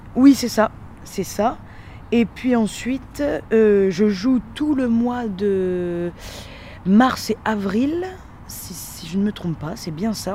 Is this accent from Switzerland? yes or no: no; Dunkirk, Hauts-de-France, France; je viens de Dunkerque